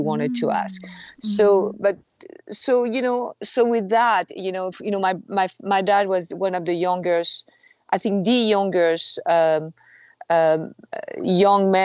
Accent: outside of Paris, Île-de-France, France; moved away as an adult; now in San Francisco, United States; I was born and raised in France. I was abandoned when I was 6 months old. It was outside of Paris.

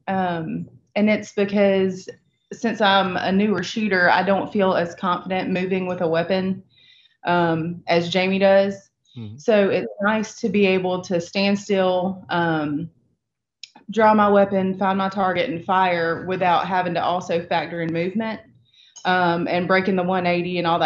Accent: the South, United States; growing up in the South

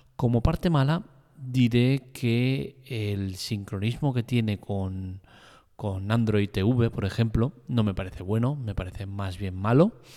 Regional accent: Spain; soy un ciudadano español, vivo en España

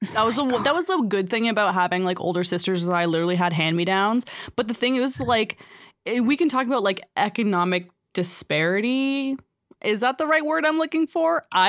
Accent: Guelph, Ontario, Canada; we grew up in Guelph. I don't think we've ever really mentioned that, but we grew up in Guelph. And we went to St. James Catholic High School.

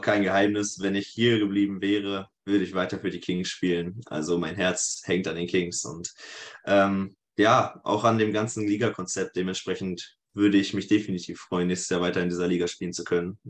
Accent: Sprockhövel, North Rhine-Westphalia, Germany; now in Leipzig, Germany; ich komme aus dem Ruhrgebiet tatsächlich, also aus dem Pott. Und dahin geht es auch wieder zurück, also nach Bochum. Eine kleine, kleine Stadt daneben, Spruckhöfel, Niederspruckhöfel genau genommen

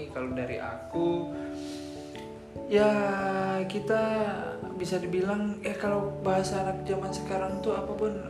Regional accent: Sumatra, Indonesia; aku berhubung aku orang Sumatera ya jadi aku serahin ke si Boni aja lah

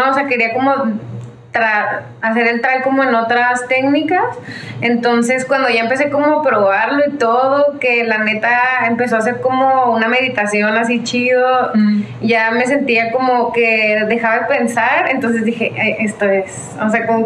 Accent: Chihuahua, Mexico; moved away; also born or lived in Ciudad Juárez; eh, soy de Chihuahua, de Chihuahua, Chihuahua.

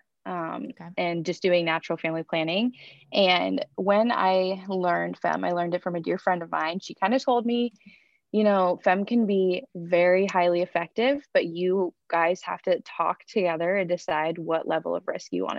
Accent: Iowa, United States; I am from Iowa.

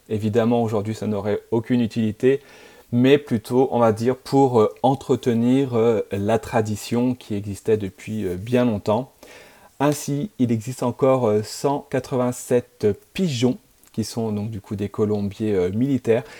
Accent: France; je suis français

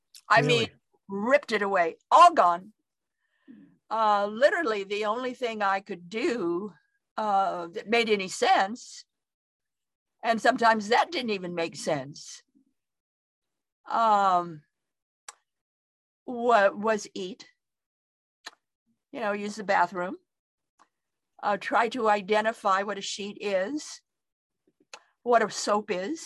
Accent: Idaho, United States; I come from Idaho

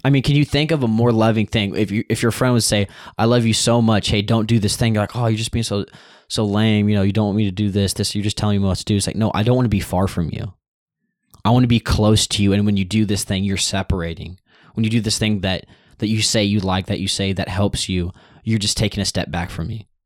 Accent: United States; I'm raised up in a nation that I can actively go out and spread the news

